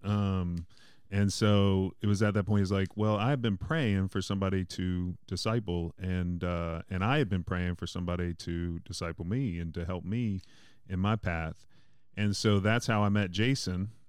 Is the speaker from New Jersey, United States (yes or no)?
no; Mandeville, Louisiana, United States; I'm from Mandeville